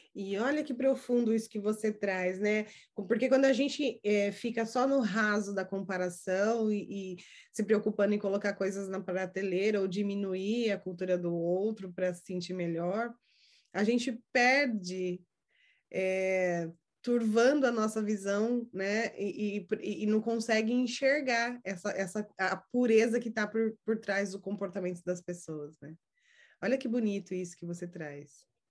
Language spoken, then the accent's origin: Portuguese; Brazil; now in United States; eu sou do Brasil, você também, do Brasil para cá, né, que uh, eu moro nos Estados Unidos